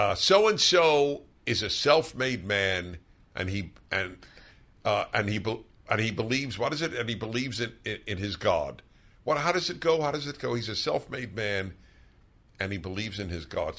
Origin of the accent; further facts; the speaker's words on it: New York City, New York, United States; also born or lived in Brooklyn; I grew up in New York